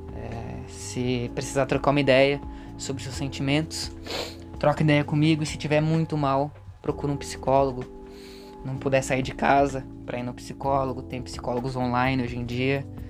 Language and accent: Portuguese; Brazil; eu nasci no Brasil